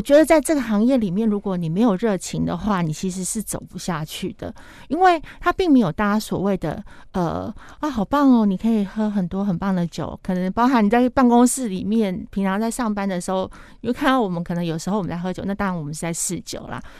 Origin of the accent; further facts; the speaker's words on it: Taiwan; 我们台湾人